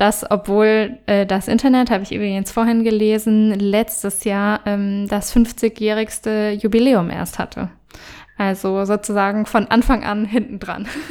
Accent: Germany; bei uns in Deutschland

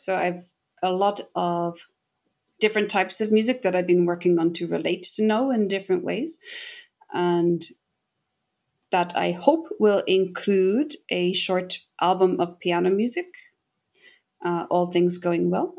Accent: Castlebar, Connacht, Ireland; moved away as an adult; now in Tokyo, Japan; I grew up in Casa Bar in Mayo

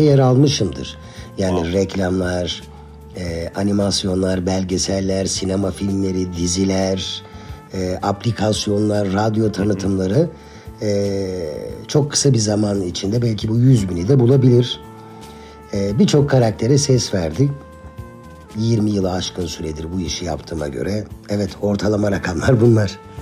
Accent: Eskişehir, Turkey; 1980 Eskişehir doğumluyum ben.

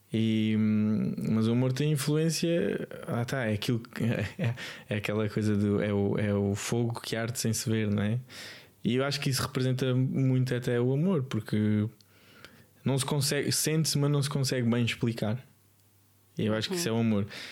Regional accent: Lisbon, Portugal; also born or lived in Alentejo; sou de Lisboa, nasci em Lisboa

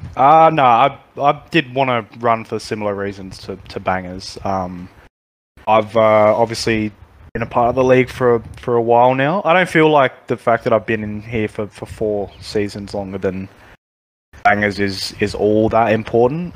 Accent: Australia; growing up in Australia

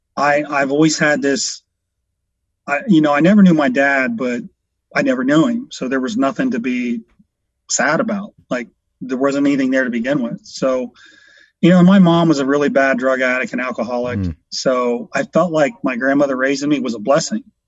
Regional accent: Washington Court House, Ohio, United States; also born or lived in Columbus, Ohio; From a little small town, uh, Washington Courthouse, about an hour south here in Columbus

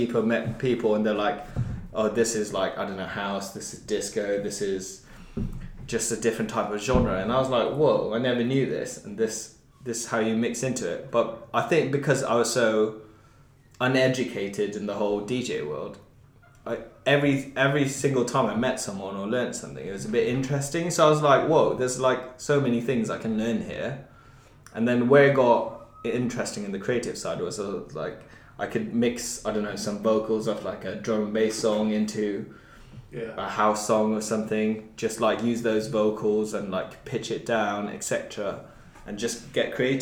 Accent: Brecon, Wales, United Kingdom; I come from Brecon, which is like smallest one of the smallest towns

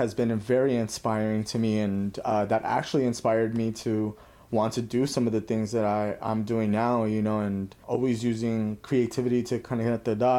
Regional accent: Cathedral City, California, United States; also born or lived in East Los Angeles, California; In the Coachella Valley in Cathedral City. That's close to Palm Springs.

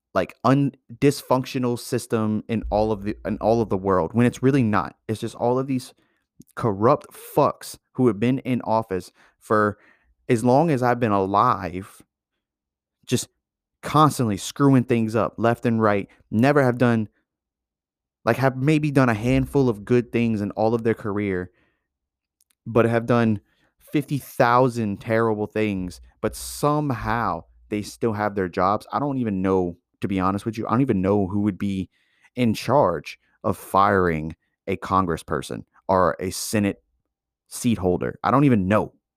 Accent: United States; as an American

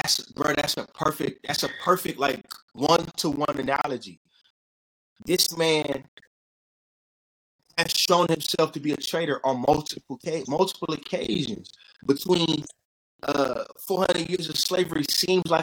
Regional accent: the South, United States; I'm from the South. I grew up with the flag

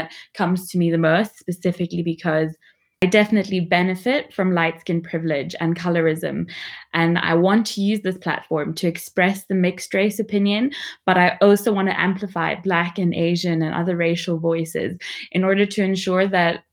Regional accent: Namibia; I'm from Namibia

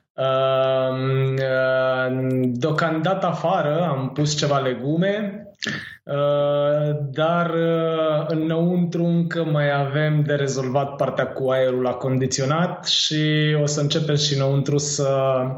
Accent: Târgoviște, Dâmbovița County, Romania; also born or lived in Catalonia, Spain; now in Spain; m-am născut în Târgoviște

